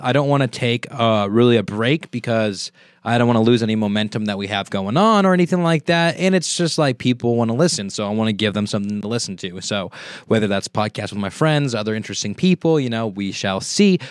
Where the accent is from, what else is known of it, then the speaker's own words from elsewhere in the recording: Merced, California, United States; I am from Merced, so naturally I have a lotta people from Merced